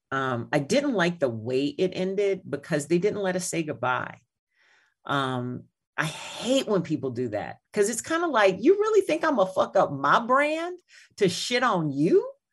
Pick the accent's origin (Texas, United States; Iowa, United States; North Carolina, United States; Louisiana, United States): Louisiana, United States; New Iberia; now in Chicago, United States; my hometown of Louisiana, uh, New Iberia